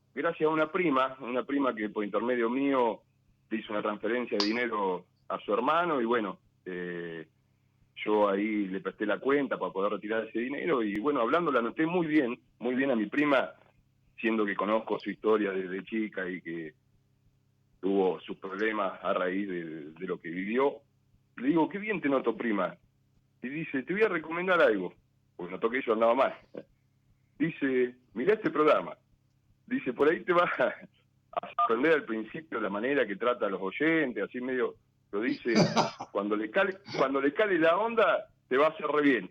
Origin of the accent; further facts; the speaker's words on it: Benito Juárez, Buenos Aires Province, Argentina; moved away as an adult; now in Tandil, Argentina; soy de Benito Juárez, pero ahora estoy viviendo en Tandil